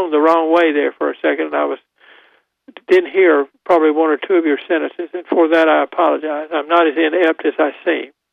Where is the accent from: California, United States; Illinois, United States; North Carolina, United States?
North Carolina, United States; Goldsboro; I'm from Goldsboro, so I used to go through Clayton when it was nothing but a, a shell station.